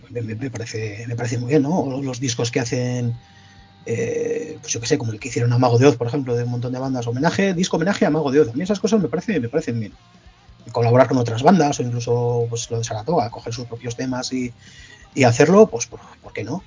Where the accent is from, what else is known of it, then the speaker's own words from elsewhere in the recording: La Rioja, Spain; Al final somos riojanos todos, esto es una provincia muy pequeñita